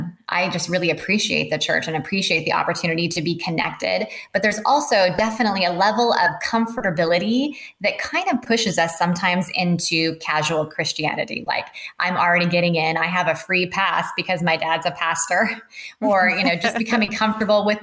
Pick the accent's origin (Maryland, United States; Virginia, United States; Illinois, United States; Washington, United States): Washington, United States; I was born in Washington State